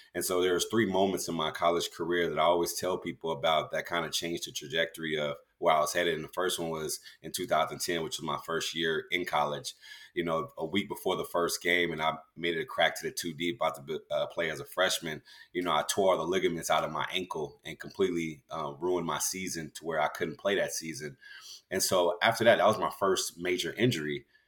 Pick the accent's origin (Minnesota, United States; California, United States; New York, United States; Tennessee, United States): California, United States; also born or lived in Galveston, Texas; I was born in Galveston, raised in California